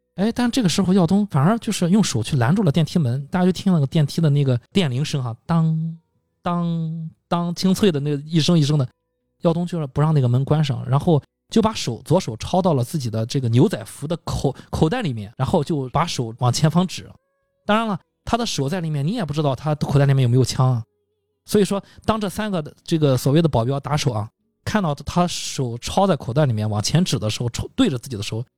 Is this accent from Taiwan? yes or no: no; China; 我们内地人